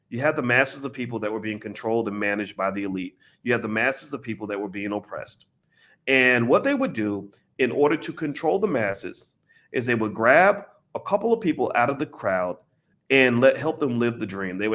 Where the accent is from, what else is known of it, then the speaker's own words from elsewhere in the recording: United States; here I was over in London making money in London, right? As an American.